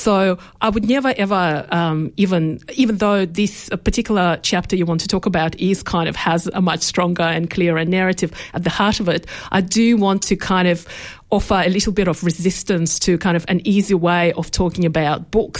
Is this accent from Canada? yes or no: no; Australia; I think I actually want to be thought of as an Australian writer.